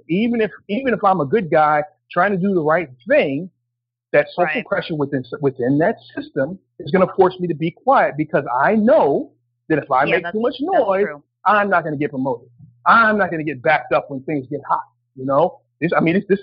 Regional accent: New Jersey, United States; when I was growing up in New Jersey

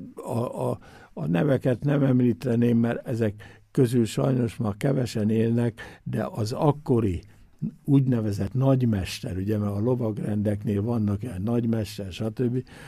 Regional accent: Győr, Győr-Moson-Sopron, Hungary; now in Innsbruck, Austria; én is ott születtem

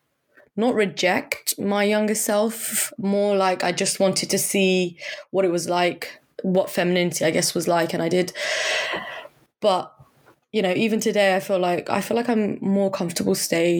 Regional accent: Surrey, South East England, United Kingdom; now in London, United Kingdom; I grew up in Surrey

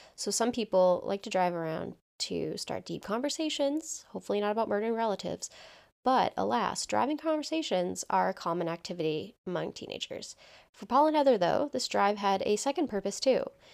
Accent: towns neighboring Groton, Massachusetts, United States; Connor and I both grew up in towns that neighbor Groton

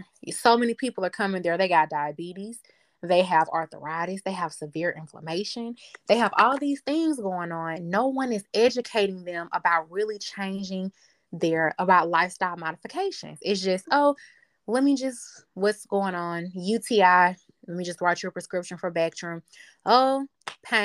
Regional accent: the South, United States; I'm from the South

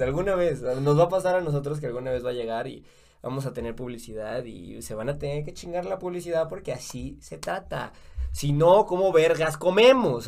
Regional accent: Mexico; now in Guatemala; yo que soy mexicano, a mí me costaba entender algunas palabras aquí en Guatemala

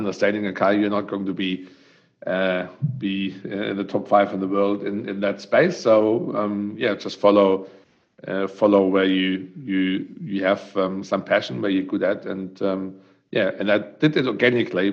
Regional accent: Germany; accent: German; English is a second language; moved away as an adult; also born or lived in Western Australia / Queensland; now in Australia; as you can hear with my great accent, is I'm coming from Germany, and I came here. My daughter always says it's ridiculous, 12 years ago, and I still speak like I arrived here yesterday

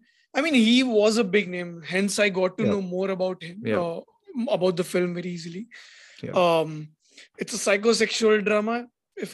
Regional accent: India

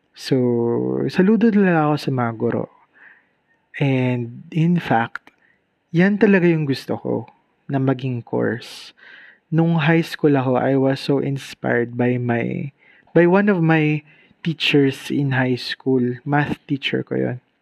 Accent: Bicol Region, Philippines; premier state university dito sa amin sa Bicol

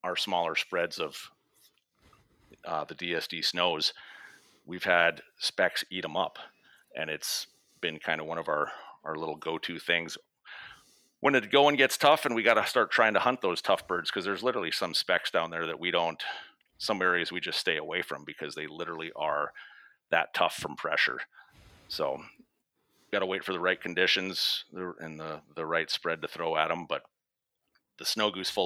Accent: North Dakota, United States; growing up in North Dakota

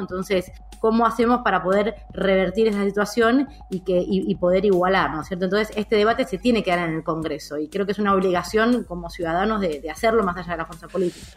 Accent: Mar del Plata, Buenos Aires Province, Argentina; moved away as an adult; also born or lived in Madrid, Spain / Boston, United States / Cambridge, United States; now in Buenos Aires, Argentina; cuando era chica vivía en Mar del Plata en ese momento, no tenía 12 años, 13 años

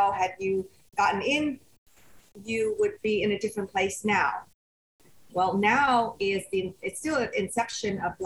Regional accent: Sunnyvale, California, United States; also born or lived in Vietnam; I settled in the Bay Area. So I grew up in Sunnyvale

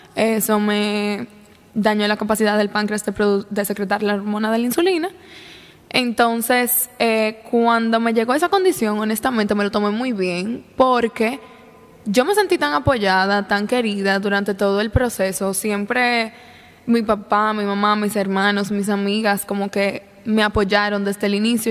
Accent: La Vega, Dominican Republic; yo nací y crecí en La Vega

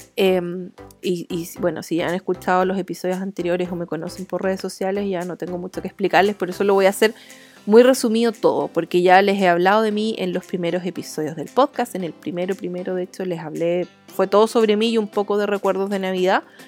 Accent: Chile; accent: chileno; yo soy de Chile, entonces hablo así

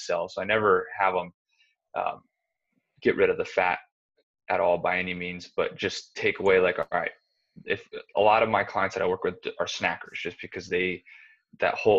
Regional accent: Arizona, United States; I'm from Arizona. I grew up in Arizona

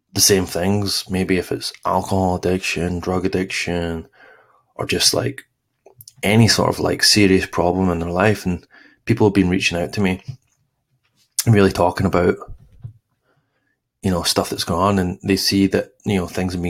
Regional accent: East Kilbride, Scotland, United Kingdom; moved away; I grew up in Glasgow, East Kilbride, actually, East Kilbride

